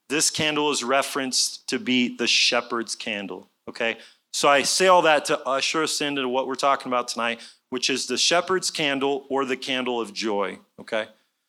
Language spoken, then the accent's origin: English; Jerusalem, Jerusalem District, Israel; moved away as an adult; also born or lived in Tulsa, United States; now in Texas, United States; My parents were missionaries in Israel for many years, so I had the pleasure of growing up in Jerusalem and in around Jerusalem from age 5 to 18. I graduated Hebrew Public School when I was 18. I moved to Tulsa, Oklahoma